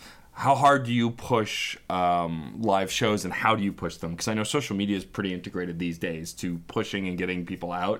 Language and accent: English; New York City, New York, United States; I grew up in Staten Island